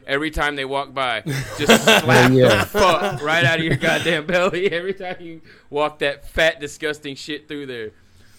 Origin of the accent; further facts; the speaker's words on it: Oklahoma, United States; growing up in Oklahoma, but I grew up in the inner city